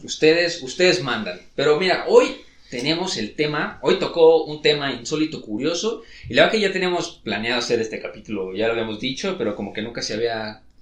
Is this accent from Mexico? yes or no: yes; Mexico; somos mexicanos